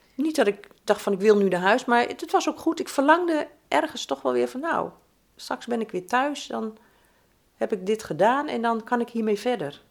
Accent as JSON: {"language": "Dutch", "area": "region along the IJssel", "region": "eastern Netherlands", "country": "Netherlands", "tie": "born or raised there", "moved": "as an adult", "lives_now": "The Hague, Netherlands", "said": "de streek waar ik geboren ben en 46 jaar gewoond heb, was geweldig om langs die IJssel te lopen."}